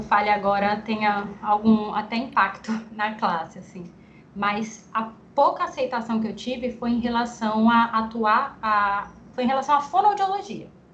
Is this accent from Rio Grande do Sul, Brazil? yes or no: no; Guarulhos, São Paulo, Brazil; moved away as an adult; also born or lived in Ribeirão Preto; now in João Pessoa, Brazil; Eu sou de Guarulhos, São Paulo, mas moro em João Pessoa, aqui na Paraíba, há dois anos e meio